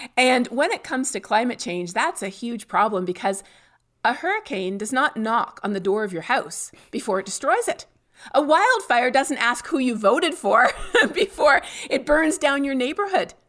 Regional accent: Canada; moved away as an adult; now in Texas, United States; my home country of Canada

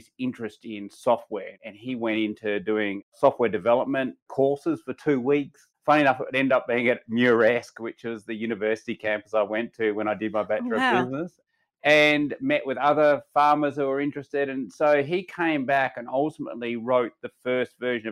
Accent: Kojonup, Western Australia, Australia; born and bred in Kojanup.

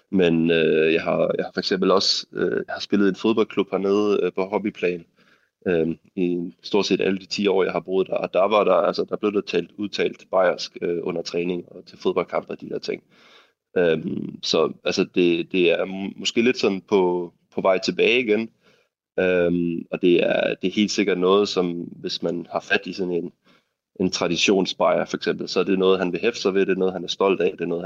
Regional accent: Denmark; now in Munich, Germany; så jeg er dansker i München, øh, og det, det har jeg det helt fint med.

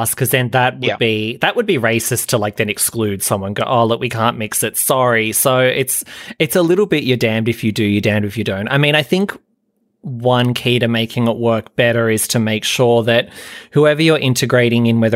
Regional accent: New South Wales, Australia; now in Sydney, Australia; I'm Australian

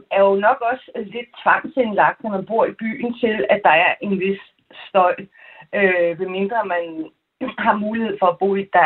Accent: Copenhagen, Capital Region of Denmark, Denmark; also born or lived in Aarhus; now in Trelde Næs, Denmark; jeg er øh, er født og opvokset i København

